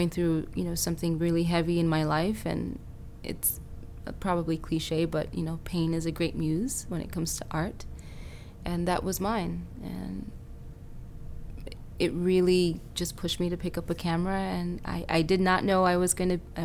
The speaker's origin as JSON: {"language": "English", "country": "Haiti", "tie": "born or raised there", "moved": "yes", "lives_now": "United States", "said": "I was born in Haiti, and I spent a lot of time in Haiti when I was younger."}